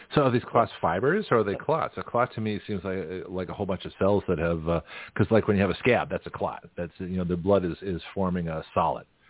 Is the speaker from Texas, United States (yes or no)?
no; Boston, Massachusetts, United States; moved away as an adult; also born or lived in San Francisco, California; I'm from Boston.